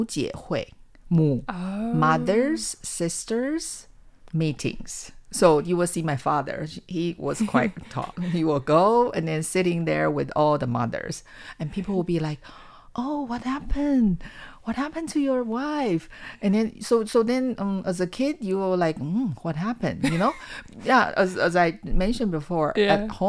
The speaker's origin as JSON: {"language": "English", "region": "Changhua County", "country": "Taiwan", "said": "I came from Zhanghua County. So at that time, which was a farming county."}